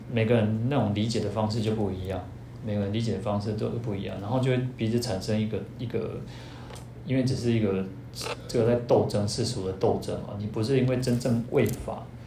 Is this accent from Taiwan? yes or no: yes; Taiwan; 我们台湾人